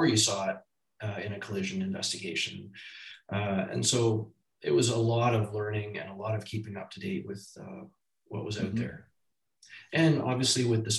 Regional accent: Toronto, Ontario, Canada; I grew up in the city of Toronto.

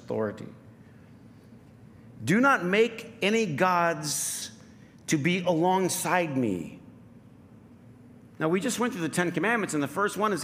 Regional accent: Flint, Michigan, United States; I grew up in Flint

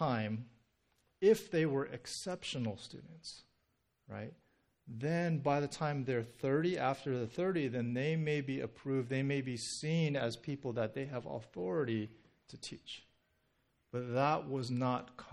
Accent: Southern California, United States; being born and raised in Southern California

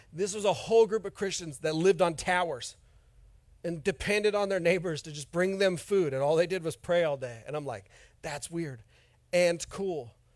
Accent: Oroville, California, United States; moved away; I'm from Northern California too, from a town near Chico

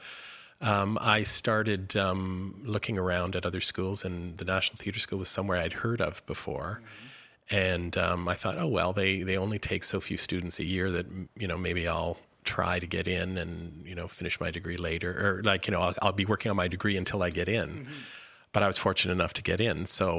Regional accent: Kitchener-Waterloo, Ontario, Canada; born or raised there

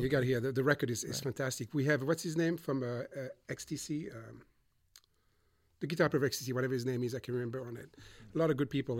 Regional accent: Montreux, Vaud, Switzerland; moved away as an adult; also born or lived in Boston, United States; now in United States; I grew up in Switzerland. I'm sorry okay. in Montreux

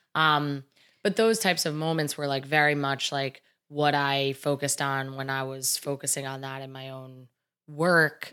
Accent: New Jersey, United States; I grew up in New Jersey

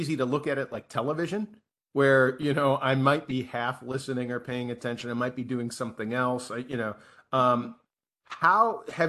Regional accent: Midwest, United States; I was raised in the Midwest

